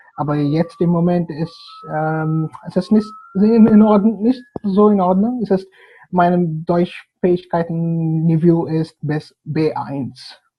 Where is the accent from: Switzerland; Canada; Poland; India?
India; Hyderabad, Telangana; German is a second language; moved away as an adult; also born or lived in Bonn, Germany / Bangalore, India; now in Germany; Ich komme aus Hyderabad